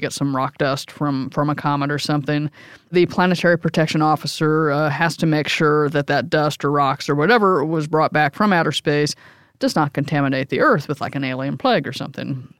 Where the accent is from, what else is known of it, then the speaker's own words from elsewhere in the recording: New York City, New York, United States; as a New Yorker